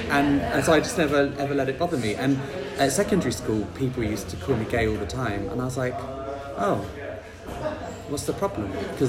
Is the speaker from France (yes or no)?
no; Bristol, South West England, United Kingdom; also born or lived in Plymouth; I was born in Plymouth. Oh, I didn't know that. Yes. You can't tell in my accent, I don't think. I lived there for 7 years, and then I moved to Bristol, and I grew up in Bristol.